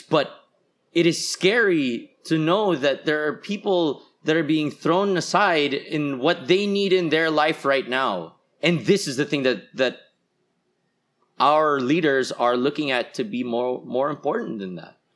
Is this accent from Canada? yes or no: no; Philippines; as a Filipino